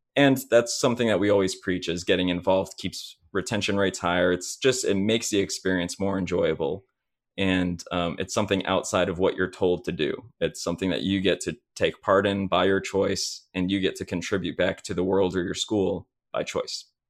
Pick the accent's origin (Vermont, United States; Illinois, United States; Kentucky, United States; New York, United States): Illinois, United States; Chicago; now in Indianapolis, United States; I'm from Chicago, Illinois area